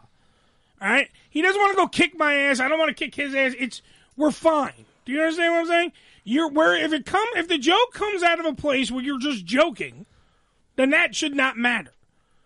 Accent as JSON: {"language": "English", "town": "New York City", "region": "New York", "country": "United States", "said": "I'm from Staten Island"}